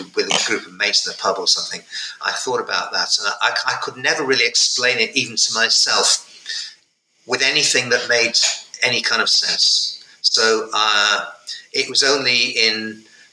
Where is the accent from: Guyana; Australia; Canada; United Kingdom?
United Kingdom; North West England; in provincial England, in Northwest England, in 1972